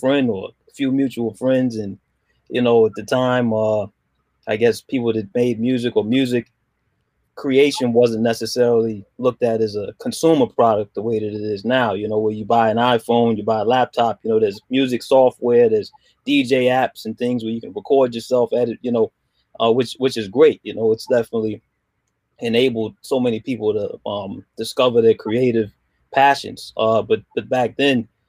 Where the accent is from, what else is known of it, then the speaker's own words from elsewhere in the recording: Washington, District of Columbia, United States; originally from Washington, D.C.